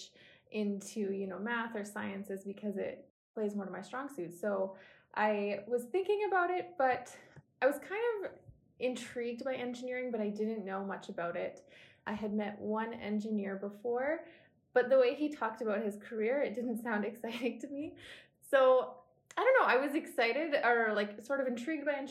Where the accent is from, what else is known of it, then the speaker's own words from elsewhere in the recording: Innisfail, Alberta, Canada; also born or lived in Edmonton; I grew up in Innisfil, which is a small town about 2 hours south of Edmonton